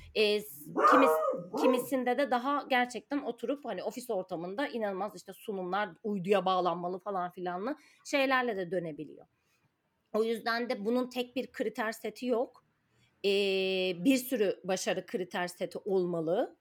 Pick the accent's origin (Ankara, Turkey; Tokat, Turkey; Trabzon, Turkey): Ankara, Turkey; moved away as an adult; now in Istanbul, Turkey; ben Ankaralıyım.